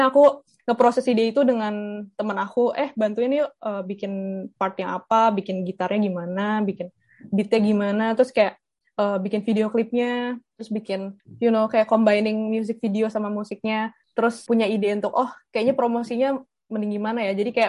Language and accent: Indonesian; Indonesia; walaupun aku bukan orang Belanda kayak aku orang Indonesia sendiri